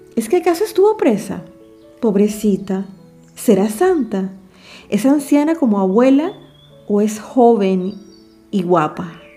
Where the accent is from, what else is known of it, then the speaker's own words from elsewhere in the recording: David, Chiriquí, Panama; en mi país se celebra en noviembre